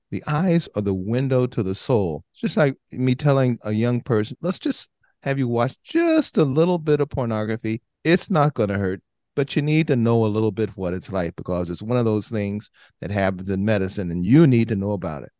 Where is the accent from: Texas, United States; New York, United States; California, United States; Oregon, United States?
California, United States; Southern; a guy born and raised in Southern California, inner city, lower socioeconomic area